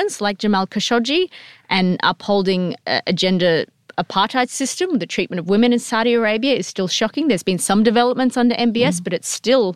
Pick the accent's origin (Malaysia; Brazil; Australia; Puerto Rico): Australia; Perth, Western Australia; also born or lived in Fremantle; I'm from West Australia, so yeah. I grew up, my dad was in Fremantle, my mum lived up closer to Perth.